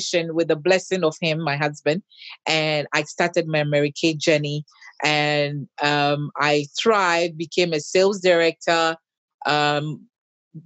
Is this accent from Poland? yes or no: no; Ghana; now in United Kingdom; I grew up in Ghana, raised by my dad. Till I came to the UK